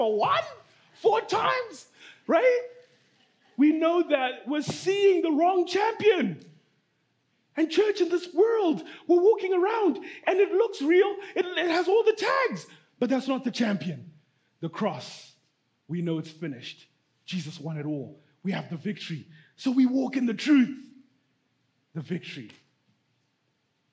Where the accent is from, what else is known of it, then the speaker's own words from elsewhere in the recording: Zimbabwe; moved away; I'm from Zimbabwe, right? I'm from Africa